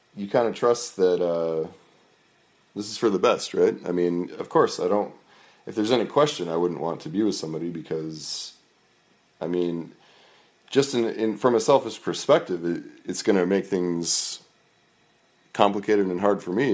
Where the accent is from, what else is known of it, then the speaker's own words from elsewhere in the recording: Merrimack, New Hampshire, United States; I grew up in New Hampshire, in a, in a, in Merrimack, New Hampshire.